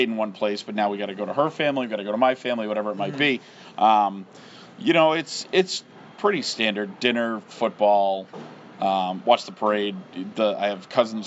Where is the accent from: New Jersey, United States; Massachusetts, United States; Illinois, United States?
Massachusetts, United States; Framingham; also born or lived in Holliston, Massachusetts; I spent a lot of time growing up in Framingham.